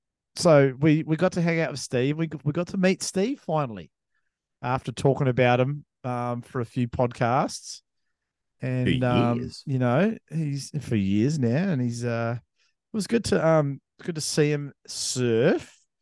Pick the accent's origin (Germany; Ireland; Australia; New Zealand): New Zealand; I'm a New Zealander as well.